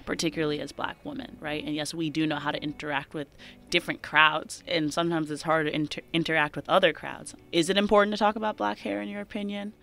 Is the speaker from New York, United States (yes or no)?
yes; Chappaqua, New York, United States; born or raised there